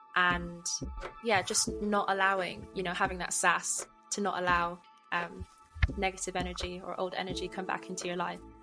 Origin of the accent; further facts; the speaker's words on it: Bristol, South West England, United Kingdom; moved away as an adult; now in London, United Kingdom; I'm from Bristol, but I'm not in Bristol at the moment